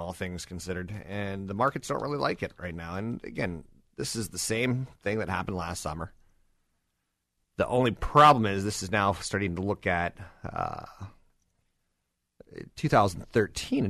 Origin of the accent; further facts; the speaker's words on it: United States; I'm American